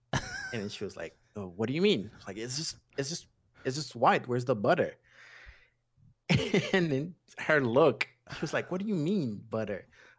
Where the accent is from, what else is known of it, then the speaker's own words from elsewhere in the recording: Haiti; I was born and raised in Haiti, so I'm kind of used to the United States, and we're very influenced by the United States.